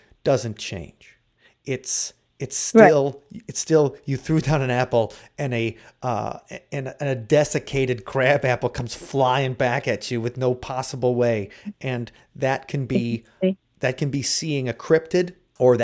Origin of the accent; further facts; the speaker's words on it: Wisconsin, United States; growing up in Wisconsin